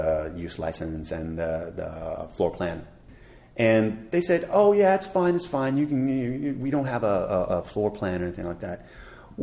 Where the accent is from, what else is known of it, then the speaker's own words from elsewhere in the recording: United States; moved away as an adult; now in Taipei, Taiwan; being American